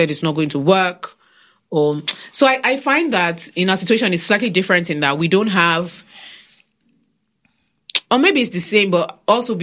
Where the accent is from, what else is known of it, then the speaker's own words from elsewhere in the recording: Nigeria; being a Nigerian woman